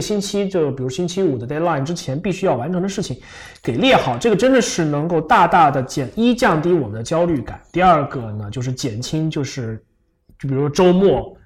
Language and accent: Chinese; Fujian, China; 我是福建人